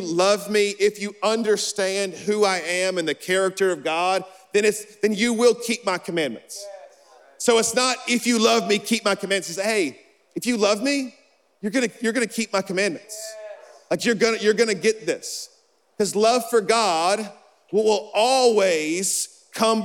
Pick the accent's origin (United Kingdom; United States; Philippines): United States; Alabama; I'm from Alabama